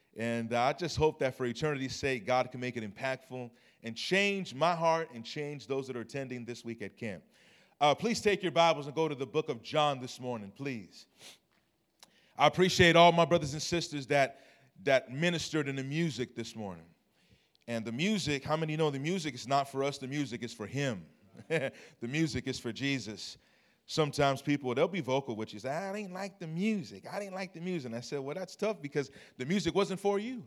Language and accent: English; Long Beach, California, United States; I'm originally from Long Beach, California.